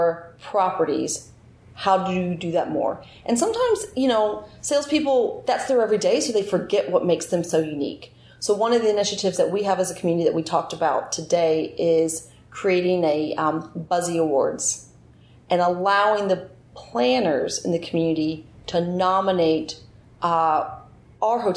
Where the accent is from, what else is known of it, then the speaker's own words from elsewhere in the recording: Pinehurst, North Carolina, United States; I grew up in Pinehurst.